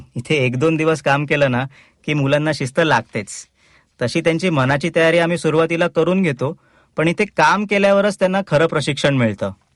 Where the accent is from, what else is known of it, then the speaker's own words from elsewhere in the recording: Ulhasnagar, Maharashtra, India; now in Thane, India; मी मूळचा उल्हासनगरचा माझे लहानपण उल्हासनगरलाच गेलं